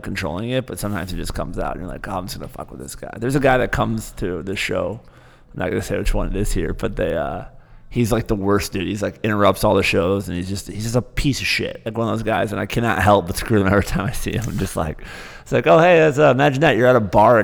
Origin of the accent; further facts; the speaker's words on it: Michigan, United States; moved away; growing up in Michigan